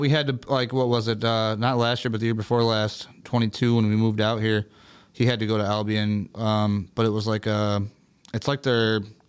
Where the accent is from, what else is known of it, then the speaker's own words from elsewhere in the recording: Tunisia; I'm from Tunisia.